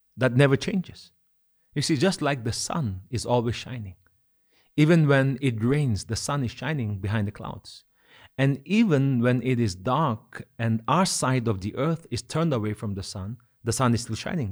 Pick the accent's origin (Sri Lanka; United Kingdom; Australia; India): India; Kohima, Nagaland; as a child growing up in Kohima.